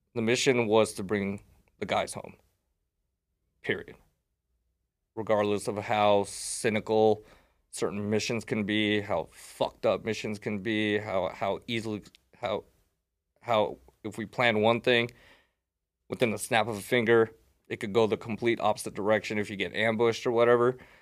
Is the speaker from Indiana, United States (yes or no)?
no; Las Vegas, Nevada, United States; I was raised here in Vegas